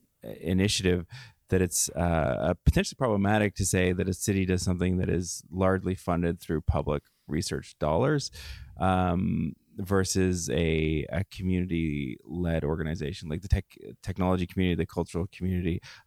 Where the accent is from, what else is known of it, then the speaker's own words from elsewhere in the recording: London, United Kingdom; as a Londoner, it takes us sort of 3 or 4 minutes to explain why our city's great.